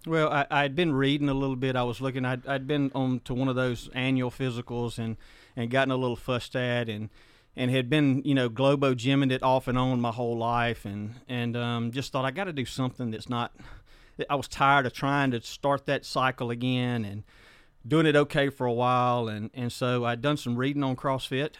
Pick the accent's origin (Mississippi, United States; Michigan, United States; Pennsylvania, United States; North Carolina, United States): Mississippi, United States; Hepzibah community, South; I grew up uh, in a little place called uh, we call it Stumptown, Hepzibah community in South Mississippi.